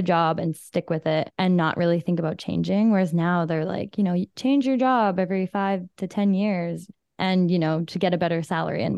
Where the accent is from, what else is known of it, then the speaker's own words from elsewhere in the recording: small town Alberta, Canada; moved away as an adult; now in Vancouver, Canada; a small town Alberta transplant